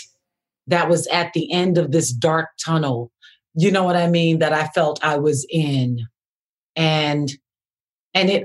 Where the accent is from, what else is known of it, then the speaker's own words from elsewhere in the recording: Camden, New Jersey, United States; that young Black girl, poor growing up in Camden